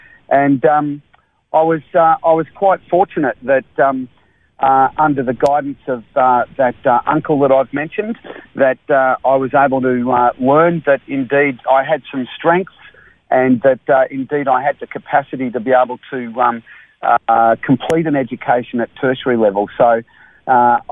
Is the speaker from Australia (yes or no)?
yes; Melbourne, Victoria, Australia; also born or lived in Coburg / Nowra, New South Wales; I was born in Coburg spent most of my early childhood years in the eastern suburbs. So raised of Melbourne, raised in a suburb called Moorabbark